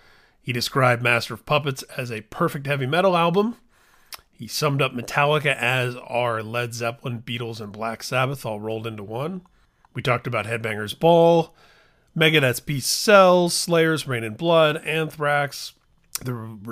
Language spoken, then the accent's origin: English; Midwest, United States; We were born the same year. We're both from the Midwest.